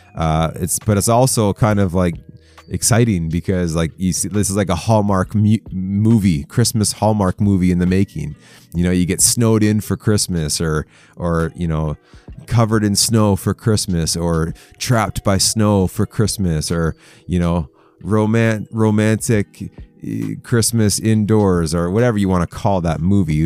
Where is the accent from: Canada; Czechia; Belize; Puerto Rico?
Canada; I'm Canadian